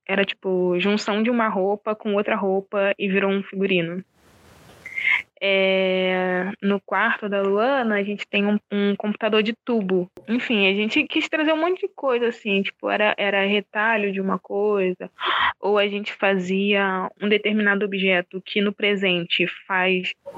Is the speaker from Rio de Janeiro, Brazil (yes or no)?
yes; Rio de Janeiro, Brazil; eu sou de Oswaldo Cruz, né? Aqui do subúrbio do Rio